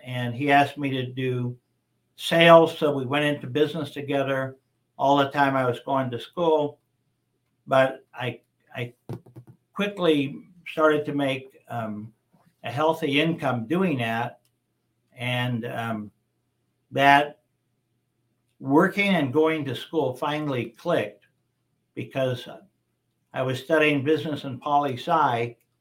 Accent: Las Vegas, Nevada, United States; I was born and raised here in Las Vegas.

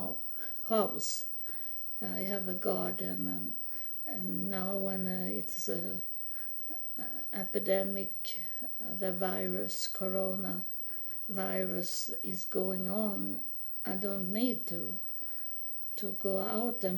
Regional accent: Sweden; moved away as an adult; also born or lived in United States; I live in Sweden. I'm from Sweden, but I was in the United States homeless for 3.5 years

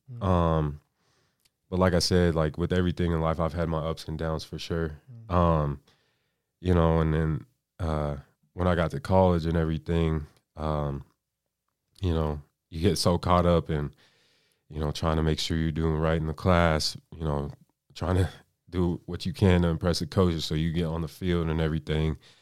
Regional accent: Aurora, Colorado, United States; now in Pueblo, United States; I'm from Aurora, Colorado. You know, suburb of Denver, born and raised

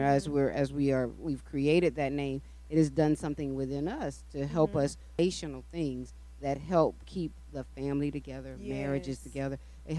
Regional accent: Daytona Beach, Florida, United States; also born or lived in DeLand, Florida; my mother moved to Daytona Beach when I was on my way to first grade.

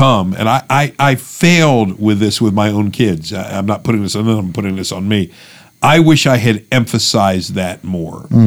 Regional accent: United States; American evangelical Christians

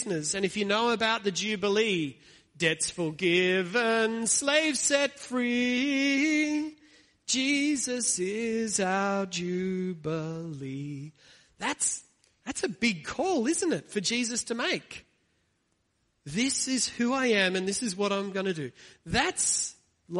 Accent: Australia; this is my hometown

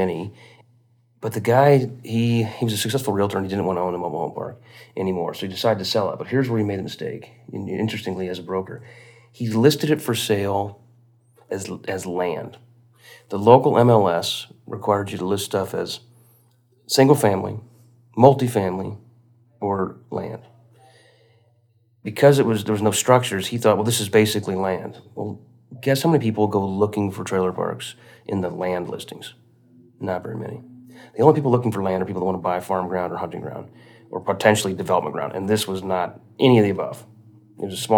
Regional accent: Quincy, Illinois, United States; south of Quincy, Illinois, in my hometown

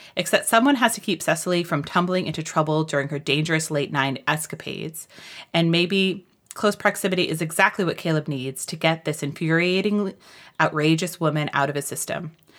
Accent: New York, United States; as a New Yorker, it's like every time I come home

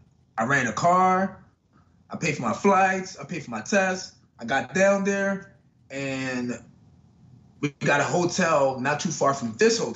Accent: Philadelphia, Pennsylvania, United States; moved away; I'm originally from Philadelphia.

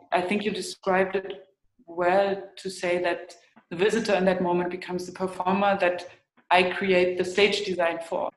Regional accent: East Germany, Germany; where I grew up in East Germany

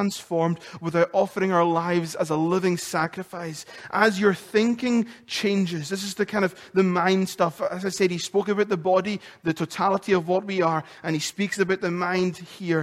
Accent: Lewis, Scotland, United Kingdom; accent: Lewis; moved away; my accent, my Lewis accent gets so much more stronger when I come off the phone to another islander or I've spent time in Lewis

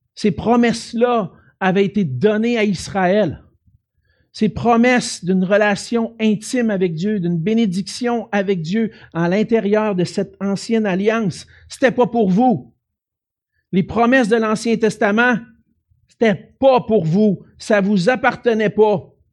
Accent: Quebec City, Quebec, Canada; je viens de Québec

